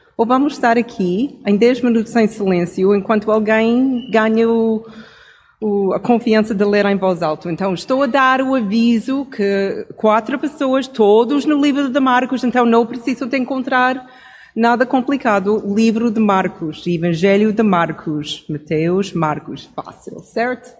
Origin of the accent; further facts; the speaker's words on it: Canada; Portuguese is a second language; moved away; como cresci no Canadá